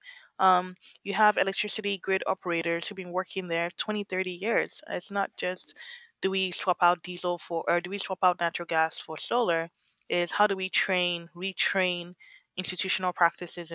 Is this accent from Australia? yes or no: no; Lagos, Nigeria; now in Berkeley, United States; I grew up in Lagos and we used self-generation